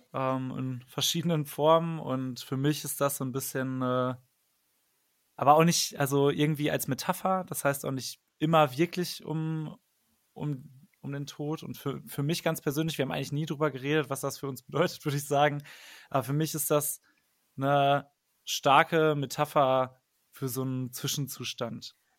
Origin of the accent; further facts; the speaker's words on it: Paderborn, North Rhine-Westphalia, Germany; moved away as an adult; now in Cologne, Germany; Ich komme nämlich eigentlich aus Paderborn gebürtig, aber wohne schon seit zehn Jahren in Köln.